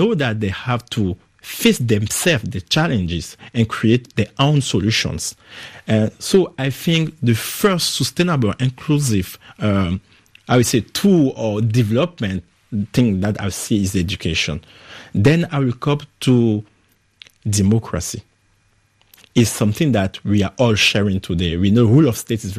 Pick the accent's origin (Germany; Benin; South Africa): Benin; English is a second language; moved away as an adult; also born or lived in Accra, Ghana; now in France; I grew up in Benin until my 18th year old